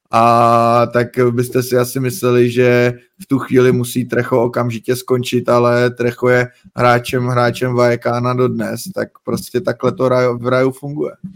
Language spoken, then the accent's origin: Czech; Czechia; jsme vlastně z Česka